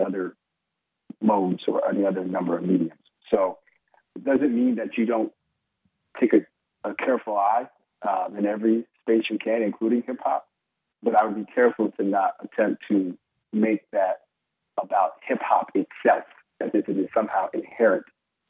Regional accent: Capital District, New York, United States; I'm from the Capital District

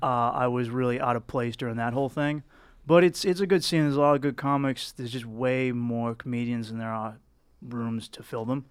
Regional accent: Boston, Massachusetts, United States; accent: thick Boston; I'm from, uh, Boston, South Boston

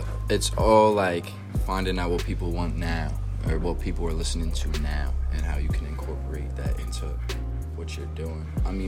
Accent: Harrisburg, Pennsylvania, United States; I was born and raised in Harrisburg Hospital.

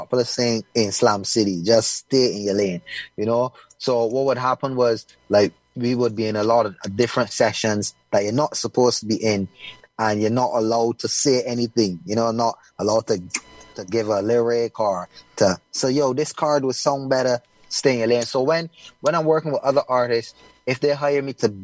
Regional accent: Barbados; people even think that I come from Africa instead of Barbados sometimes

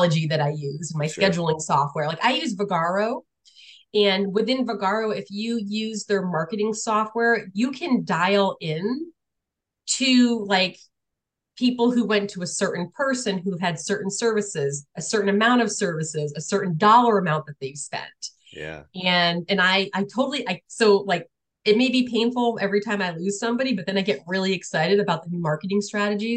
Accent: New London, Connecticut, United States; moved away as an adult; now in Illinois, United States; I grew up in a military town. I grew up in New London, Connecticut.

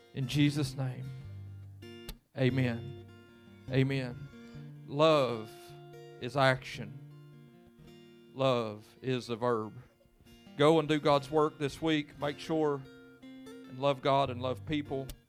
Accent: Lewis County, Kentucky, United States; I'm from Lewis County

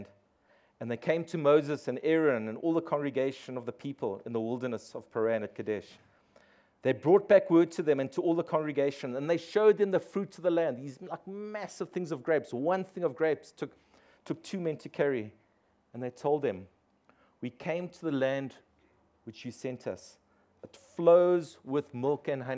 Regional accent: East Rand, Gauteng, South Africa; I grew up on the East Rand

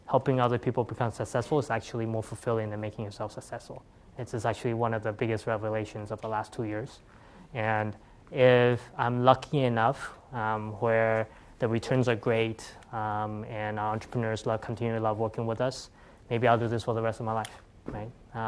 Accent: California, United States; my passion was still around this community I grew up with here in the Bay Area, right?

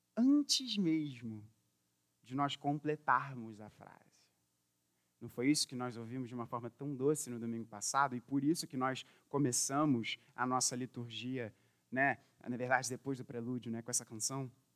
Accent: Brazil; eu que sou brasileiro

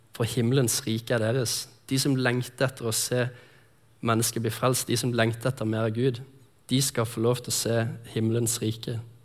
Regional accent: Lindesnes, Agder, Norway; moved away; also born or lived in Sotra; jeg kommer fra Lindesnes, som er nede på Sørlandet

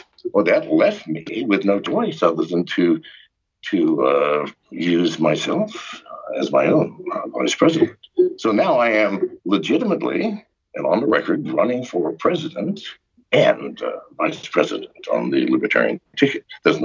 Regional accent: England, United Kingdom; born there; I was born in England. My dad was a U.S. soldier fighting World War II. I am as eligible as any man.

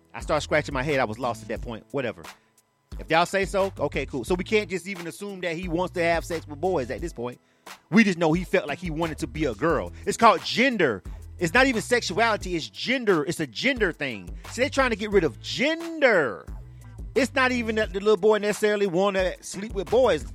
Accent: Florida, United States; I'm from Florida.

